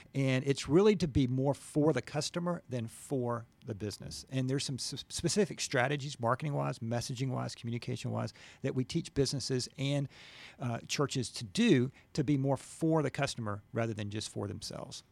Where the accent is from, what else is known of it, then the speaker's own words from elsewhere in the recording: Gwinnett, Georgia, United States; I'm from Gwinnett, went to Norcross High School